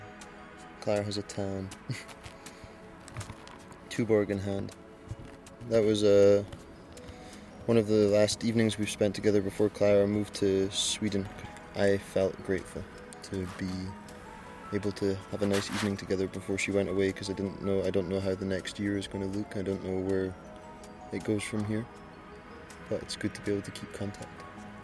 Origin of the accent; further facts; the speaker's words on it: Stonehaven, Scotland, United Kingdom; now in Copenhagen, Denmark; I come from Stonehaven, Scotland, the northeast of Scotland, and I live in Copenhagen